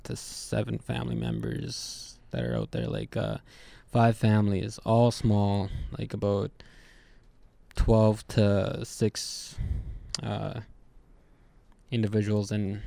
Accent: Buffalo Point, Manitoba, Canada; also born or lived in Long Plain / Roseau River / Swan Lake / Peguis; Most of my life would be Buffalo Point.

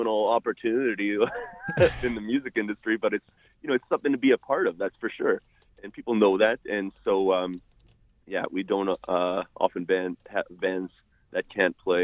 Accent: Winnipeg, Manitoba, Canada; growing up in Winnipeg

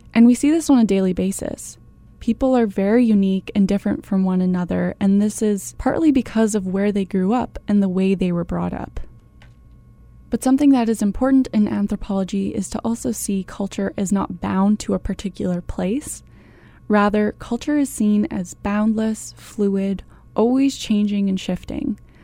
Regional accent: Canada; I was born in Canada, so my behavior, my accent, My worldview and my experiences have all been shaped by Canadian culture

